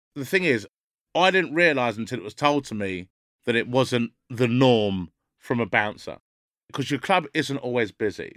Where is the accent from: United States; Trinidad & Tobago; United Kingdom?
United Kingdom; London; where I grew up in North London wasn't very mixed at all